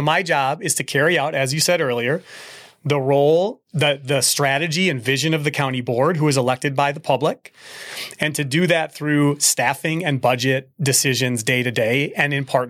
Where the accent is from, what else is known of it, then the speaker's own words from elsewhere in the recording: Bloomington, Minnesota, United States; I grew up in Bloomington originally. And so if people ask, I would say, I grew up in Bloomington.